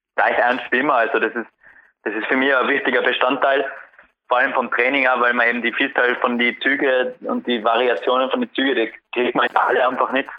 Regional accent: Tyrol, Austria; bei uns in Tirol

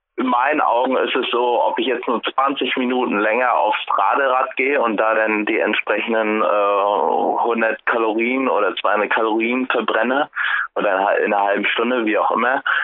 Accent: Rostock, Mecklenburg-Vorpommern, Germany; moved away as an adult; now in Frankfurt, Germany; Ich komme ja aus Rostock

